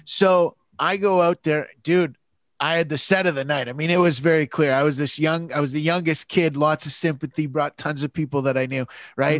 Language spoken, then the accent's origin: English; London, Ontario, Canada; I grew up in London, Ontario